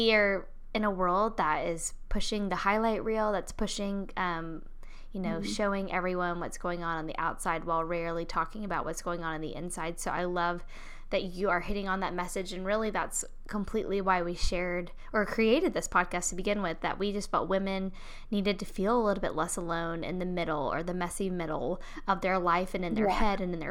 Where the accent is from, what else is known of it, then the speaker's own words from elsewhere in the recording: Charlotte, North Carolina, United States; I'm also from Charlotte. I don't know if you knew that, but I was born and raised in Charlotte